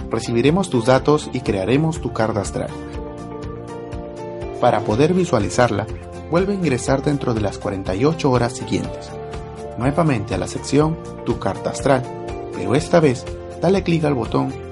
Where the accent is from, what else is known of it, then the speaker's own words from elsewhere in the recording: Arequipa, Peru; born there; Arequipa, Arequipa.